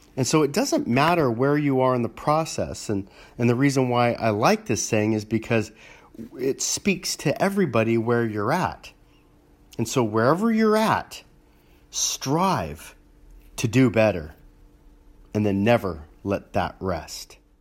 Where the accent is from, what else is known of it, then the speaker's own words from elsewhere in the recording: Los Angeles, California, United States; growing up in Los Angeles